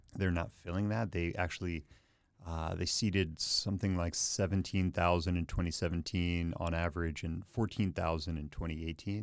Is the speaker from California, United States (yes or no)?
no; Philadelphia, Pennsylvania, United States; now in Chicago, United States; I'm from Philadelphia